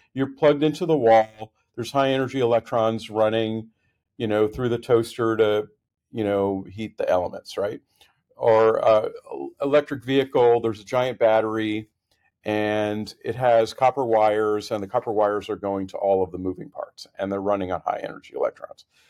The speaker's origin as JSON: {"language": "English", "town": "Boston", "region": "Massachusetts", "country": "United States", "tie": "born or raised there", "also_born_or_lived": "Connecticut / California", "moved": "as an adult", "said": "I'm from the Boston area, grew up in, in New England"}